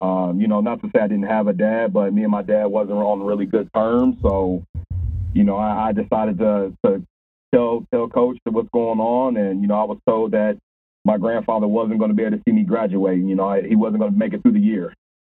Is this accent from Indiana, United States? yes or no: yes; Indianapolis, Indiana, United States; also born or lived in Louisville, Kentucky; I was actually raised in Indianapolis. I was raised on the east side of Indianapolis